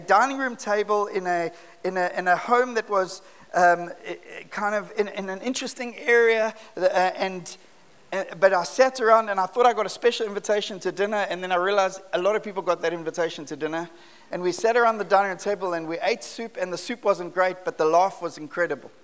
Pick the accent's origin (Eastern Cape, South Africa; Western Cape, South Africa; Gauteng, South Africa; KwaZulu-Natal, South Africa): KwaZulu-Natal, South Africa; Durban; I grew up in Durban